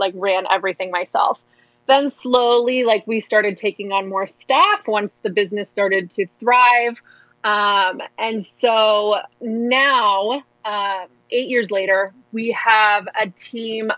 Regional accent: Midwest, United States; moved away; I'm from the Midwest.

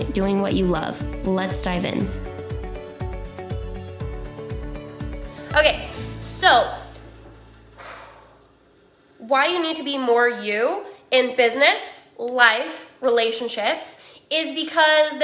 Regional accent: Utah, United States; I grew up in Utah

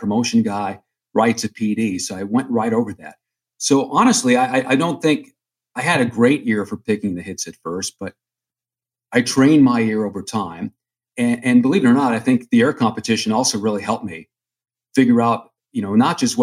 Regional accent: Long Island, New York, United States; moved away as an adult; also born or lived in Vermont / Omaha / Portland; I grew up in New York on Long Island

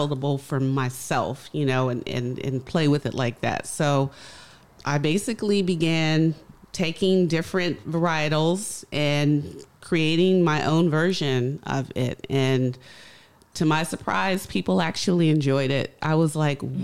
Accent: Richmond, Virginia, United States; moved away as an adult; also born or lived in Indiana / New York; now in Baltimore, United States; originally I am born in Indiana and I grew up in Richmond, Virginia.

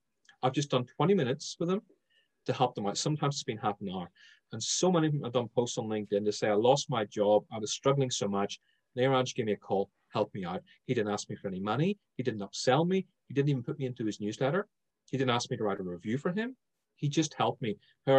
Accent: Ireland; But Clubhouse has enabled me to slow my speech down, because bear in mind, I'm Irish. Irish people speak super fast.

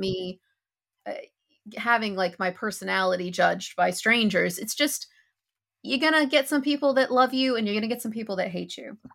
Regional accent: United States; moved away as an adult; I'm an American who hasn't lived in America since twenty sixteen

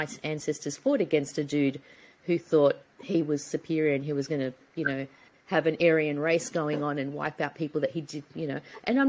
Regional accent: Australia; I view life in this certain way, which is just because of my construct or the fact that I come from Australia.

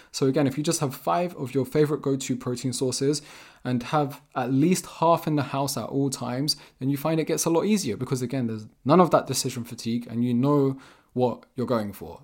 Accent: England, United Kingdom; also born or lived in Vermont, United States; I'm from England.

